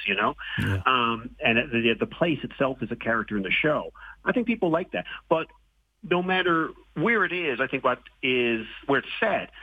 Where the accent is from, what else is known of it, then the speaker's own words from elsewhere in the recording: Newfoundland and Labrador, Canada; the guy from Newfoundland